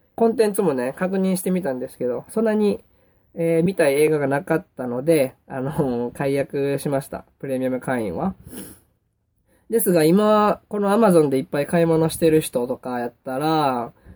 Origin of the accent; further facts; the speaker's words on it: Kansai, Japan; accent: Kansai dialect; 僕関西弁、 関西人やから関西弁になっちゃうんですけども